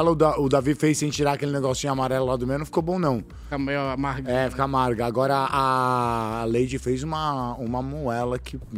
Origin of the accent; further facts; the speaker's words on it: São Paulo, Brazil; é que eu sou de São Paulo, biscoito.